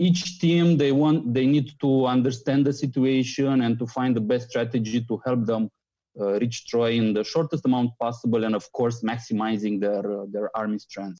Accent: Romania; I'm coming from Romania

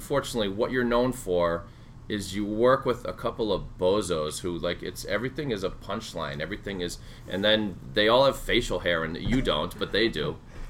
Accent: Sharon, Massachusetts, United States; this is my hometown of Sharon

